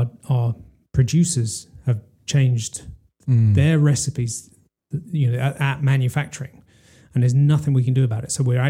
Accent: England, United Kingdom; this English rose

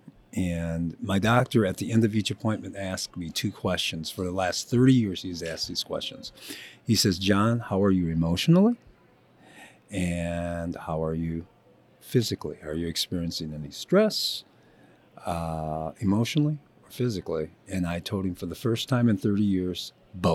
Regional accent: Joliet, Illinois, United States; moved away as an adult; I grew up in Joliet, Illinois, family of eight, hardworking Midwestern family.

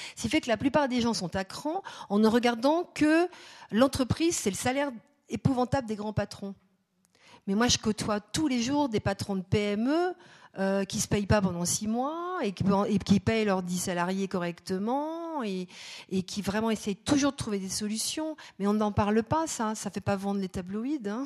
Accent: France; chez nous en France

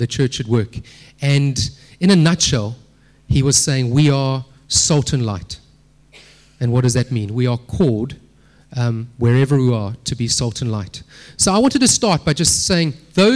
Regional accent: Durban, KwaZulu-Natal, South Africa; moved away as an adult; now in Cape Town, South Africa; I grew up in Durban

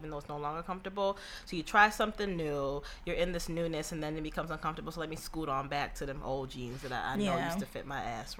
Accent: Florida, United States; And it's different like growing up in Florida because there's no such thing, like there's a winter but it's not like really a winter.

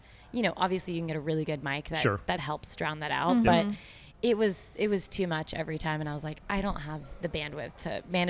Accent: Argyle, Texas, United States; No, I grew up in Argyle, which is just a small...

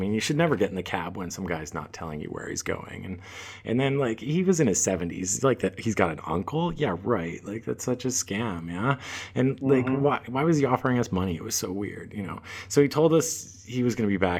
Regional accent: Vermont, United States; Growing up in Vermont, Vermont's not dissimilar to probably like parts of Canada

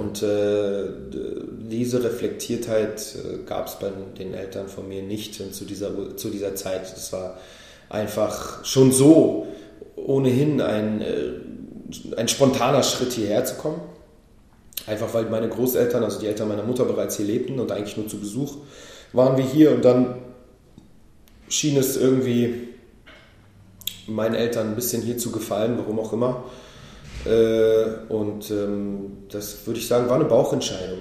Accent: Berlin, Germany; also born or lived in Israel; Weil Berliner das kann ich sagen, das bin ich

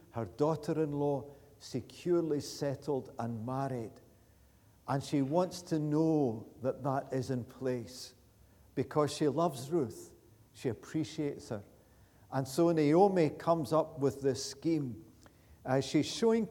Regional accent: Glasgow, Scotland, United Kingdom; moved away as an adult; now in Pitlochry, United Kingdom; I was born in Easterhouse, not very far from here

